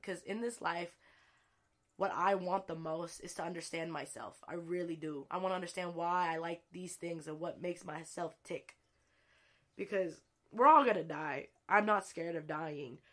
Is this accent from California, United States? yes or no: yes; El Sobrante, California, United States; moved away; I grew up in El Sobronte, California